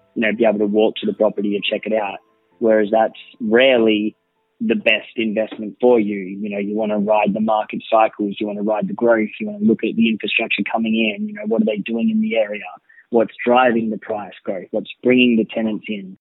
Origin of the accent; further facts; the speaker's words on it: Gold Coast, Queensland, Australia; also born or lived in Bellingen, New South Wales; I was born in Bellingen actually, so New South Wales near Coffs Harbour, and came up to the Gold Coast uh, when I was about seven years old